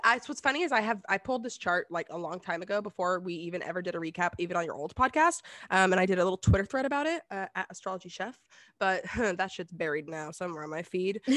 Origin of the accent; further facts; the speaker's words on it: the South, United States; I'm from the South.